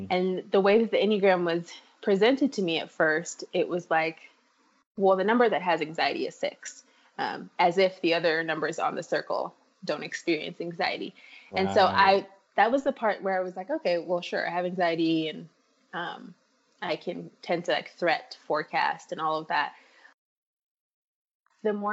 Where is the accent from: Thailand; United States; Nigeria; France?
Nigeria; moved away; I grew up in Nigeria